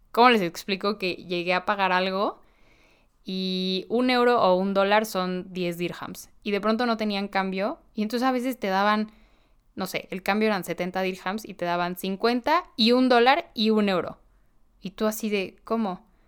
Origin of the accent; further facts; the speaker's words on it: Mexico; vengo de México